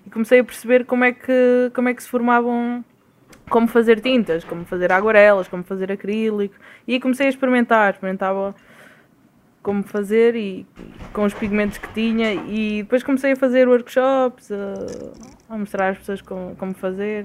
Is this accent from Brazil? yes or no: no; Portugal; moved away as an adult; faz como três meses, quase quatro, que estou que saí de Portugal